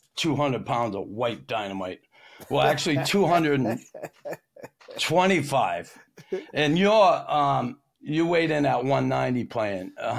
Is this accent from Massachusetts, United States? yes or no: yes; Boston, Massachusetts, United States; now in Montreal, Canada; when I grew up in Boston